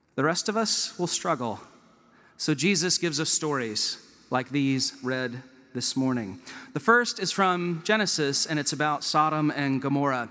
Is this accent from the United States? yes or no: yes; Chapel Hill, North Carolina, United States; moved away as an adult; also born or lived in Durham, North Carolina; now in Vancouver, Canada; I grew up in Chapel Hill as a Duke fan